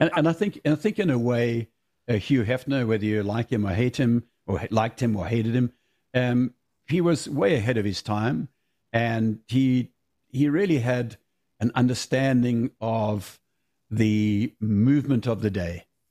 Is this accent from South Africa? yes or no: yes; South Africa; moved away as an adult; I grew up in South Africa